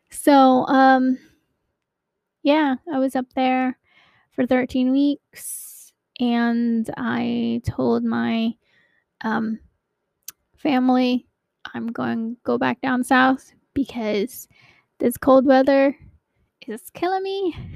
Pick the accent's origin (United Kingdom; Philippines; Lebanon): Philippines; now in United States; Anyway, so um, I hail from Maryland, but I'm originally from the Philippines.